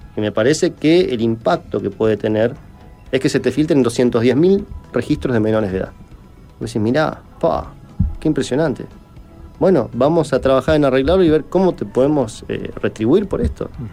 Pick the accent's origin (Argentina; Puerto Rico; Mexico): Argentina; en mi país es muy común, en Argentina